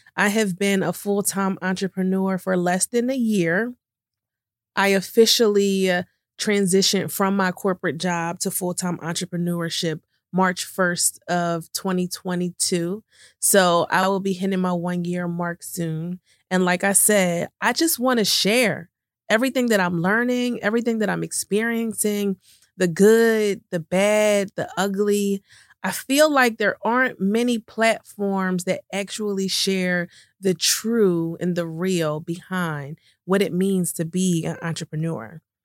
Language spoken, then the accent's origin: English; right outside of Philadelphia, Pennsylvania, United States; moved away as an adult; also born or lived in New York City, United States; moved from New York City to back to my hometown right outside of Philadelphia